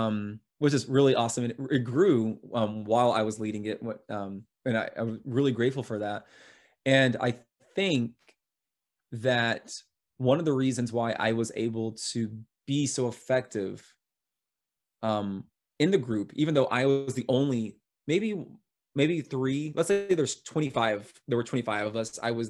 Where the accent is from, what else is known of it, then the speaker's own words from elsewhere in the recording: United States; I'm American.